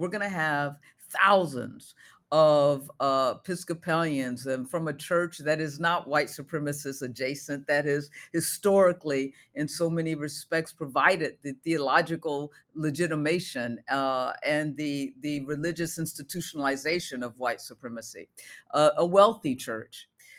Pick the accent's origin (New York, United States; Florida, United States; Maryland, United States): Maryland, United States; I'm from Maryland and taught in Baltimore at Goucher College.